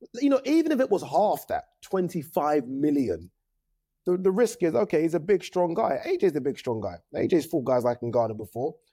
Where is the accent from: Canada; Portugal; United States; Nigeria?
Nigeria; as a Nigerian